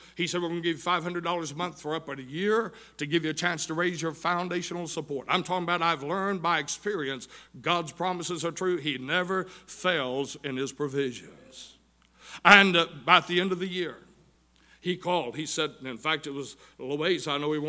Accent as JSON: {"language": "English", "town": "Tunnel Hill", "region": "Georgia", "country": "United States", "tie": "born or raised there", "also_born_or_lived": "Chatsworth, Georgia", "said": "I'm from right here in the Tunnel Hill area. I was born over in Chatsworth."}